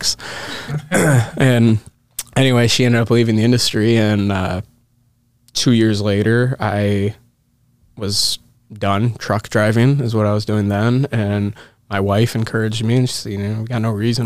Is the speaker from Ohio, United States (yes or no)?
no; Lansing, Michigan, United States; I grew up in the Lansing area, so about an hour and a half from Detroit.